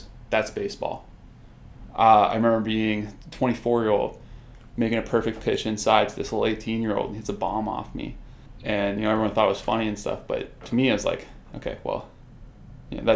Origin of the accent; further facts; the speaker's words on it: Mississauga, Ontario, Canada; I grew up in Mississauga, and I started baseball when I was about 11 years old